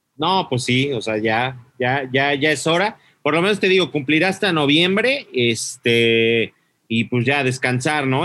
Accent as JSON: {"language": "Spanish", "country": "Mexico", "said": "yo no soy de aquí ni soy de allá, soy de México, de la República"}